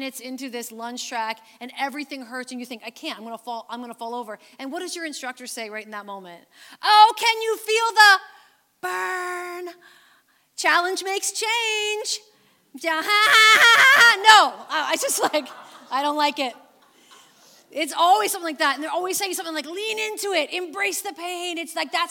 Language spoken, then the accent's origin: English; Canada; Canadian believers